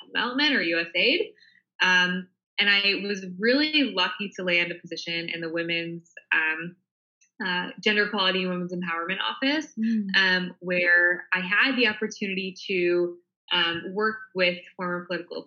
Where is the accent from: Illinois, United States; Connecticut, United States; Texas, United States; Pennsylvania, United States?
Illinois, United States; Highland Park; now in Tel Aviv, Israel; I'm actually born and raised, right outside Chicago in a suburb called Highland Park